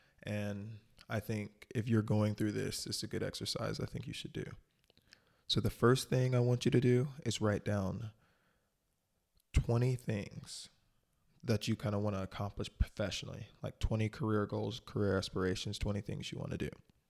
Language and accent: English; North Carolina, United States; born there; also born or lived in Michigan / Florida / Ohio / Texas; And I was born in North Carolina, but I have no recollection of ever living in North Carolina. And then I know I lived in Michigan a while. I lived in Florida for a good 6-7 years.